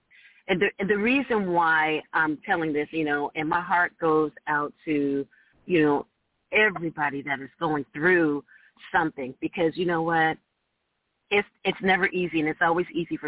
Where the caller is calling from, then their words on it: Orange County, California, United States; I am calling from Orange County, California.